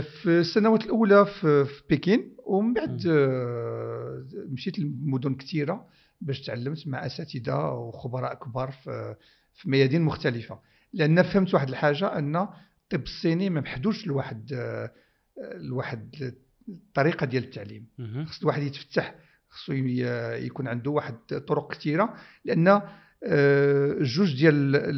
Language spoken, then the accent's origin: Arabic; Morocco; بلادي المغرب